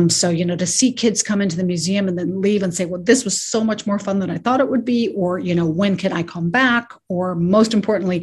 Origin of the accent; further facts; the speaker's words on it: New York City, New York, United States; I grew up in New York City